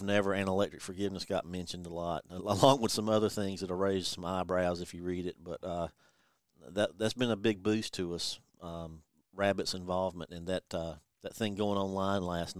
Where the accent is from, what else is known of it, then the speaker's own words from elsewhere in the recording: North Carolina, United States; accent: North Carolina; he likes my North Carolina accent.